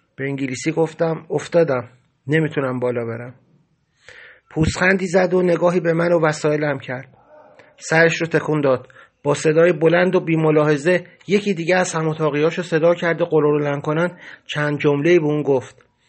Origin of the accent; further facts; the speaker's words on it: Iran; moved away; گفتم ایرانی